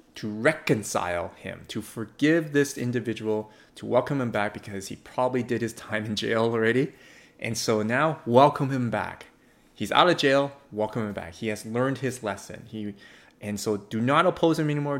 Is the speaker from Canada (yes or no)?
yes; Canada; I do value being a Canadian.